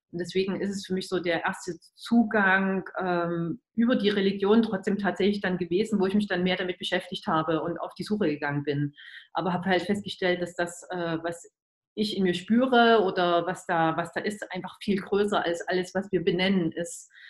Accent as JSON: {"language": "German", "country": "Germany", "tie": "born or raised there", "said": "dass ich ja als Kind in der DDR, in die, zu DDR-Zeiten äh, aufgewachsen und groß geworden bin"}